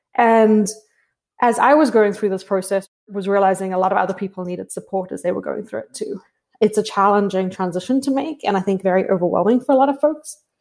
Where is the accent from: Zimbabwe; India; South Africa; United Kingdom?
South Africa; moved away; I grew up in South Africa